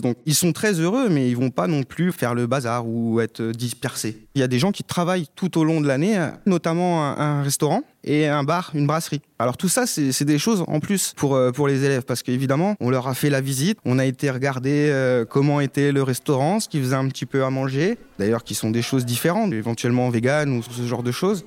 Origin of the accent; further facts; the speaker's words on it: Haute-Marne, Grand Est, France; now in Pantin, France; je viens de la Haute-Marne